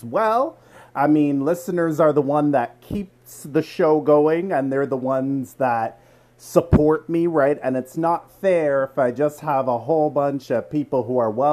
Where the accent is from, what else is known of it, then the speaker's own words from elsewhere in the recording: Toronto, Ontario, Canada; I'm from Toronto